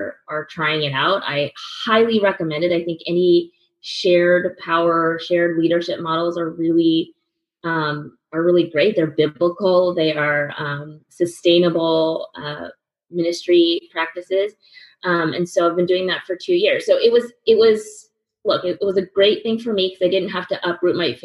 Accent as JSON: {"language": "English", "region": "California", "country": "United States", "tie": "born or raised there", "moved": "as an adult", "lives_now": "New York City, United States", "said": "I grew up in California"}